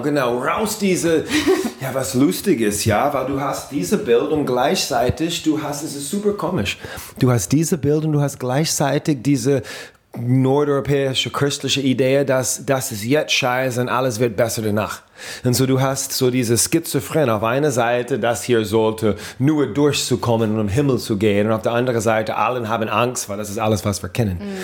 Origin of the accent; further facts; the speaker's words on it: New Orleans, Louisiana, United States; German is a second language; moved away; in New Orleans, ähm, meine Heimat